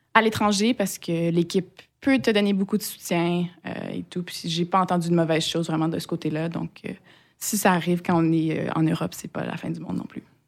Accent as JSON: {"language": "French", "region": "Quebec", "country": "Canada", "tie": "born or raised there", "moved": "as an adult", "lives_now": "Strasbourg, France", "said": "bien que j'ai été élevée au Québec, euh, j'ai pas des, des, parents québécois"}